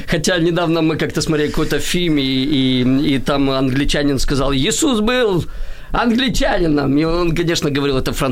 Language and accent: Russian; Kyiv, Ukraine; я киевлянин э, урожденный, и, и и интересно, мое ведь все детство и юношество, оно прошло в спорте.